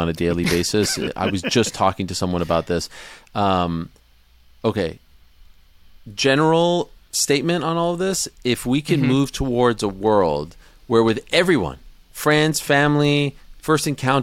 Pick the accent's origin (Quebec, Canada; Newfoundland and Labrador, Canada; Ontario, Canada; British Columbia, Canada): Quebec, Canada; Montreal; We're from Montreal